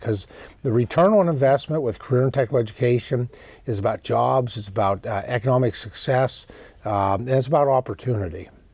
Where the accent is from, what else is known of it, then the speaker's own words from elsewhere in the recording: Pennsylvania, United States; in Pennsylvania, it's incredibly important well, as well, my home state.